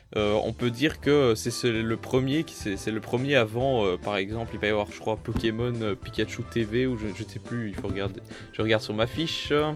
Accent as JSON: {"language": "French", "country": "Belgium", "said": "je suis belge"}